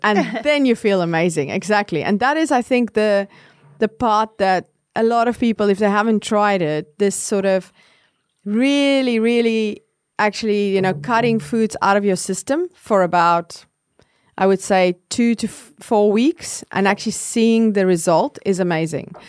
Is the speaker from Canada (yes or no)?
no; South Africa; I grew up in South Africa